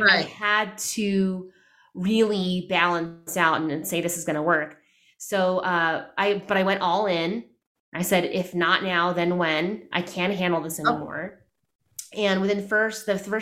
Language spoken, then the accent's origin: English; United States; I'm Filipino American. I'm first generation